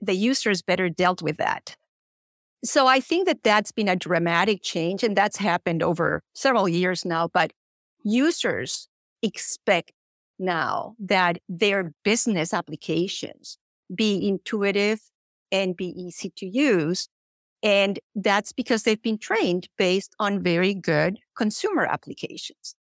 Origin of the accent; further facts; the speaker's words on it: Colombia; moved away as an adult; now in United States; I'm originally from Colombia